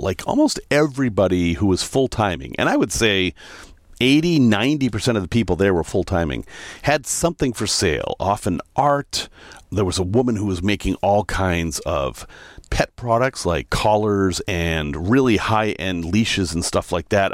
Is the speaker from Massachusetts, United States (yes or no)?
yes; Salem, Massachusetts, United States; moved away; I'm from Salem, so not far away